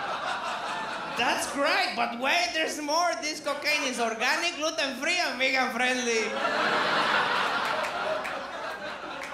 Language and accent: English; Venezuela; now in Australia; I'm from Venezuela